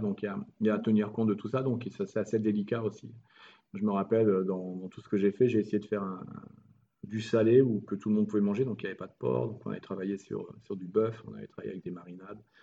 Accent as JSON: {"language": "French", "country": "France", "also_born_or_lived": "Montpellier / Morocco", "moved": "as an adult", "lives_now": "Italy", "said": "on est français"}